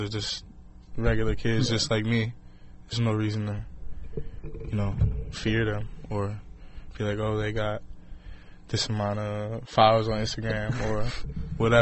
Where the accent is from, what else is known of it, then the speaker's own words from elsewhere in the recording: Delaware, United States; I'm from Delaware.